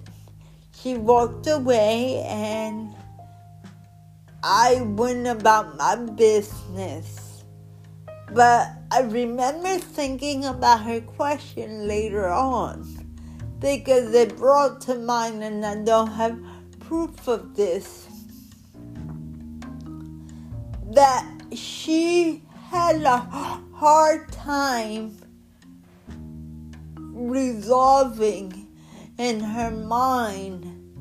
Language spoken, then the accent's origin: English; Newark, New Jersey, United States; I grew up in Newark.